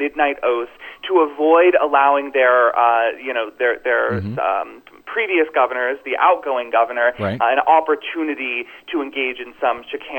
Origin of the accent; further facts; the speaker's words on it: Florida, United States; in Florida, which is my home state.